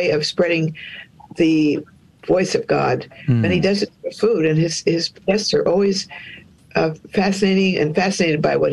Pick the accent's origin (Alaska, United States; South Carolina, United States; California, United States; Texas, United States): California, United States; I'm from California